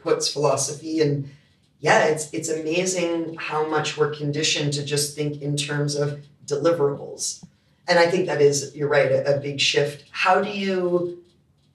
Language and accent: English; Canada; also born or lived in United States; now in Australia; I'm Canadian